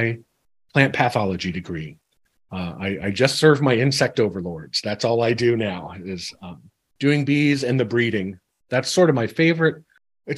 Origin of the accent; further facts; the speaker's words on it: Central Ohio, United States; I was raised here in Central Ohio